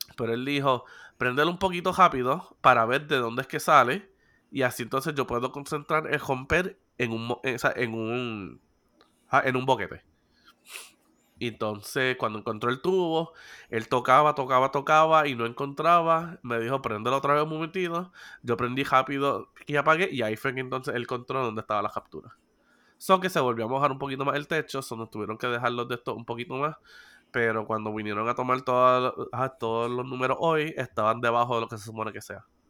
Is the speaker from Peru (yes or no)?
no; Puerto Rico; soy boricua y sé sobrevivir en situaciones